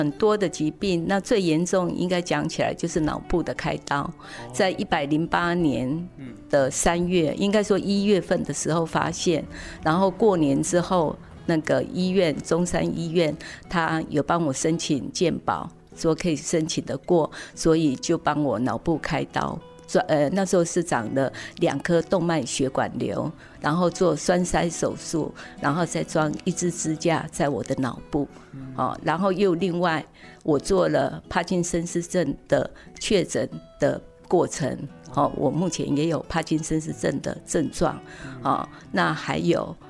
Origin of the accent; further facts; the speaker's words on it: Taitung County, Taiwan; 我从小在仁爱国小那边求学，国中在宝山台东的宝山国中求学